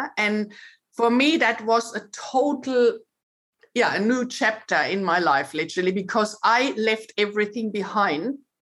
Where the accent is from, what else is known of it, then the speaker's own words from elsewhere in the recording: Germany; moved away as an adult; So I'm originally from Germany and I had, you know, I was quite happy with my life there.